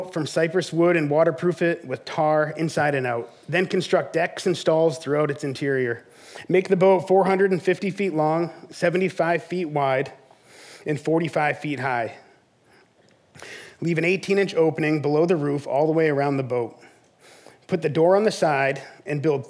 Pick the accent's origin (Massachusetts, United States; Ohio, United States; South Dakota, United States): Massachusetts, United States; South Shore; moved away as an adult; also born or lived in southern United States; now in Sandwich, United States; I grew up on the South Shore